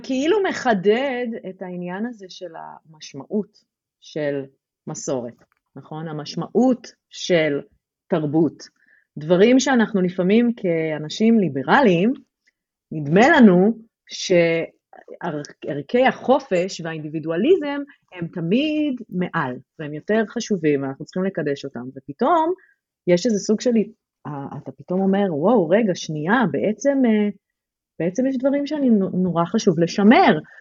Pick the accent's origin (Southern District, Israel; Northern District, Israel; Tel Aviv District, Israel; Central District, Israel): Tel Aviv District, Israel; Tel Aviv-Yafo; moved away as an adult; אני גדלתי ביפו